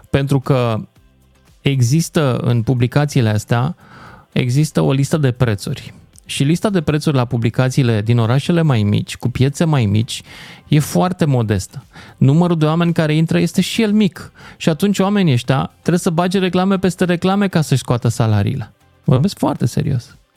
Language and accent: Romanian; Iași, Iași County, Romania; eu sunt din Iași.